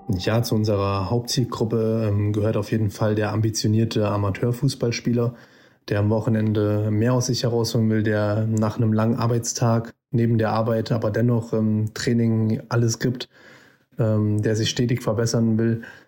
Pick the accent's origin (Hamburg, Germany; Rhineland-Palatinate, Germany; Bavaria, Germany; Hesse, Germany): Hesse, Germany; Fulda; kommen beide aus Fulda und sind fast schon unser halbes Leben lang befreundet.